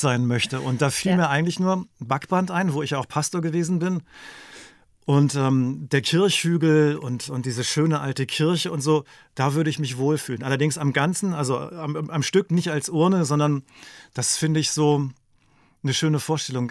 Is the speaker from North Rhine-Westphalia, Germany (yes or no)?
no; Lüneburg Heath, Lower Saxony, Germany; moved away as an adult; also born or lived in Magdeburg / East Frisia; ich bin ja in der Lüneburger Heide aufgewachsen